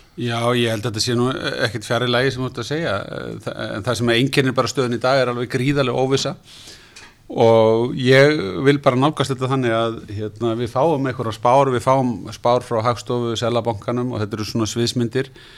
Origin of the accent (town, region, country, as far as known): Iceland